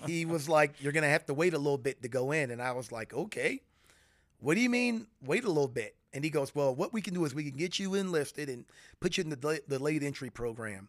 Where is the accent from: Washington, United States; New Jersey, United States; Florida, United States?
Florida, United States; moved away as an adult; growing up in Florida